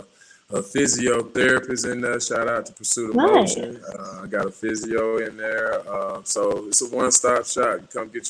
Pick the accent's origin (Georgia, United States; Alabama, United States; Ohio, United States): Alabama, United States; moved away as an adult; now in Canada; in Alabama where I'm from the South